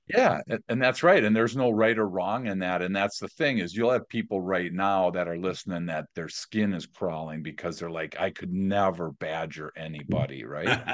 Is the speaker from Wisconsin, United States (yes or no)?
yes; Milwaukee, Wisconsin, United States; also born or lived in San Diego; Born and raised in Milwaukee